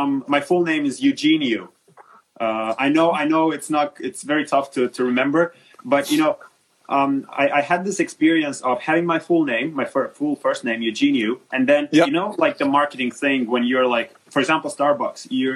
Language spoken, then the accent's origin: English; Moldova; I came back to Moldova, where I'm originally from